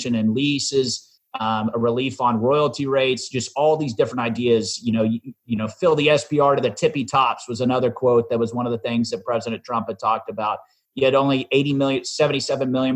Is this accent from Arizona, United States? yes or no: no; Dallas, Texas, United States; my hometown is Dallas, Texas, born and raised here.